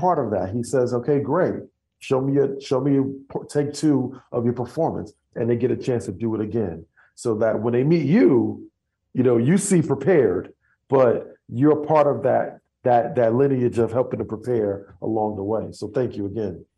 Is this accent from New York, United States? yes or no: yes; New York City, New York, United States; accent: Brooklyn; moved away as an adult; now in Dallas, United States; I'm from Brooklyn